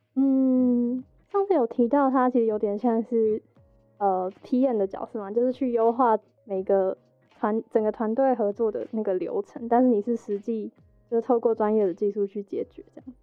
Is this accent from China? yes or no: no; Hsinchu, Taiwan; 我是新竹人